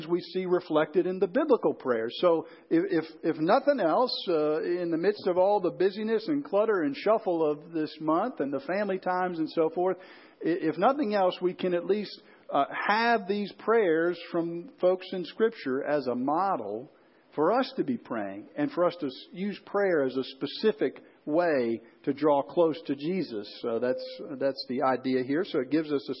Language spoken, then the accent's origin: English; Chicago, Illinois, United States; growing up in the Chicago area